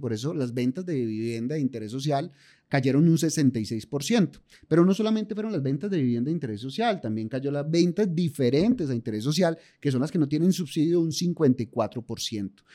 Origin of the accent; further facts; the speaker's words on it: Paisa, Antioquia, Colombia; yo por lo menos que soy paisa